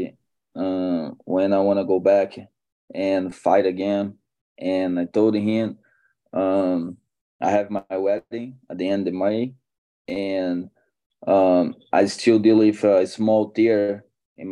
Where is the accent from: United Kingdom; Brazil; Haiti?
Brazil; moved away as an adult; now in United States; I'm from Brazil. Been here in America for 4 years, 4.5 years